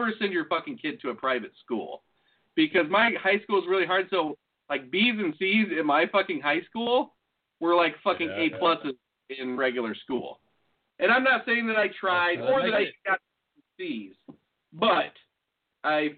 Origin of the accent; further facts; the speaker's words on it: near Notre Dame, Indiana, United States; also born or lived in Austin, Texas; where I grew up, well, where my dad grew up too, in Indiana, there used to be, like, it's close to Notre Dame